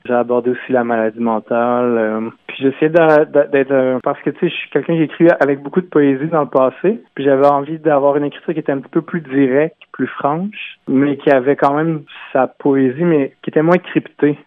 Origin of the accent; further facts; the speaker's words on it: Quebec City, Quebec, Canada; Je viens de Limoilou à Québec.